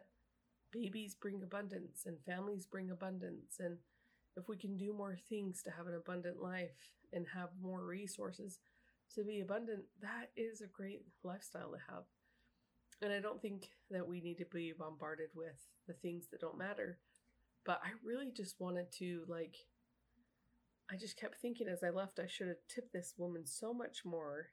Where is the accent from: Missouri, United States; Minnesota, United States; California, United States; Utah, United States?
Utah, United States; now in Kentucky, United States; I was from Utah